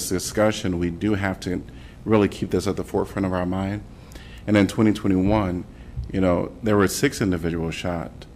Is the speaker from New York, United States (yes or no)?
no; Chicago, Illinois, United States; now in Iowa City, United States; I'm from Chicago, by the way, and so I still have family in Chicago